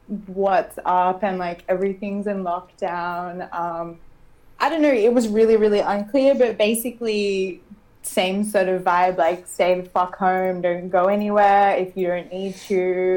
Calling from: Sydney, New South Wales, Australia; I'm from Sydney.

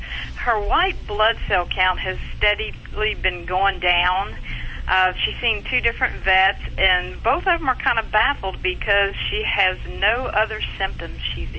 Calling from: Lake Charles, Louisiana, United States; Lake Charles, Louisiana.

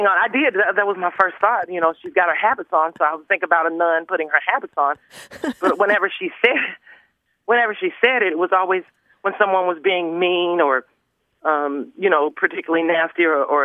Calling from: Huntsville, Alabama, United States; I'm calling from Huntsville, Alabama.

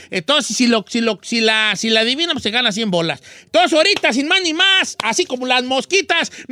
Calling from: Pico Rivera, California, United States; sí, de Pico Rivera.

